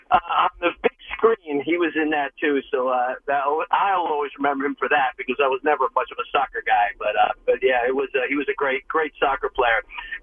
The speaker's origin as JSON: {"language": "English", "region": "New Jersey", "country": "United States", "tie": "born or raised there", "said": "growing up in Jersey, first of all, anybody who's known by one name, you got to give all-time credit to for that."}